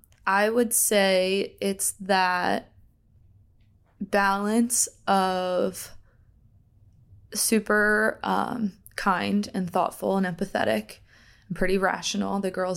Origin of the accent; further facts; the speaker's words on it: Pennsylvania, United States; also born or lived in Delaware, United States; So I was born in Delaware, grew up in Pennsylvania. I grew up in a sports family.